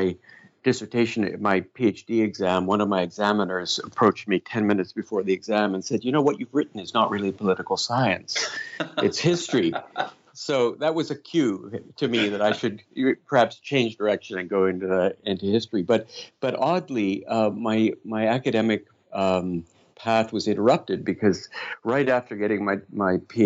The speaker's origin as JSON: {"language": "English", "country": "Canada", "also_born_or_lived": "London", "said": "being Canadian"}